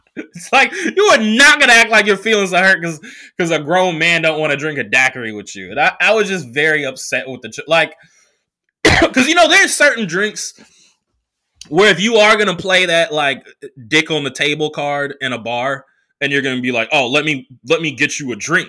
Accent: Oakland, California, United States; also born or lived in New York; now in Los Angeles, United States; I came back, uh, to Oakland from L A for Thanksgiving

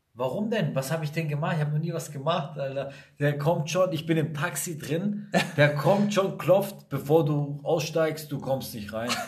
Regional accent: Sicily, Italy; now in Germany; ich bin aus Sizilien

